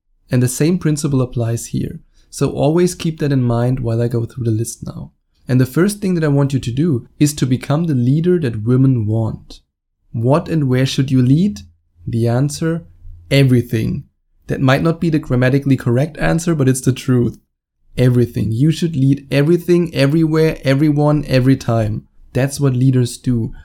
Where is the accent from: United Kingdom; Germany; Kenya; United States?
Germany; accent: German; English is a second language; I was born and raised in Germany